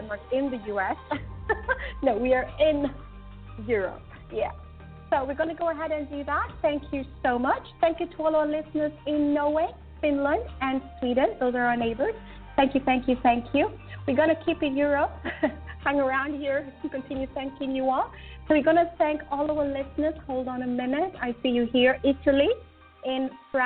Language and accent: English; Kenya; I'm Kenyan